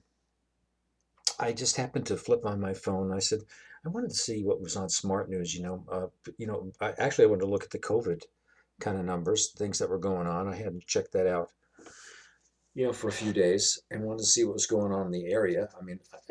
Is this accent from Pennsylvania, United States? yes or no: no; New York City, New York, United States; I come from Brooklyn, New York